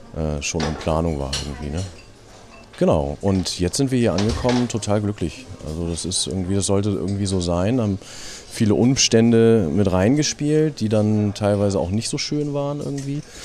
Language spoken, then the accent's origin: German; Braunschweig, Lower Saxony, Germany; ich äh, komme aus Braunschweig